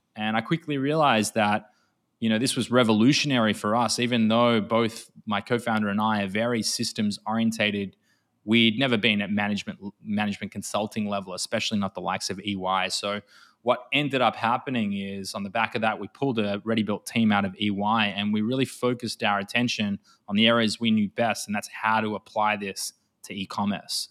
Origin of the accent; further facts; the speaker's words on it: Australia; accent: Australian; moved away as an adult; now in Tel Aviv, Israel; despite my accent being Australian, I'm sat in Israel, in Tel Aviv.